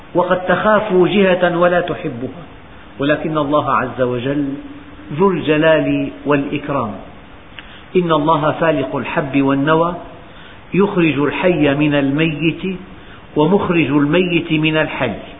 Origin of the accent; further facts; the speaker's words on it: Syria; بلدنا سوريا